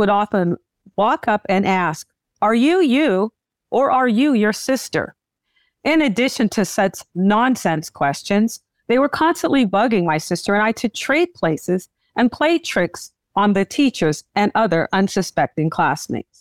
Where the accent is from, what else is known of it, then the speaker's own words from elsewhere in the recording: Southern California, United States; I grew up in Southern California, where I still live.